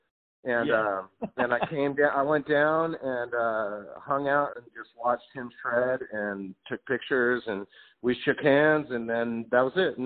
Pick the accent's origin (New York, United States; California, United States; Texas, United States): California, United States; Southern; I'm from California. I'm a Southern California boy